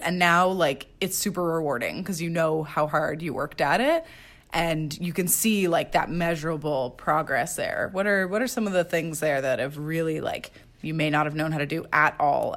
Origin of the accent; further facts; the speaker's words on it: Quebec, Canada; I grew up in Quebec